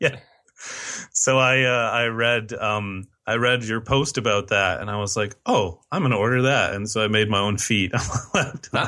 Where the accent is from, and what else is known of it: United States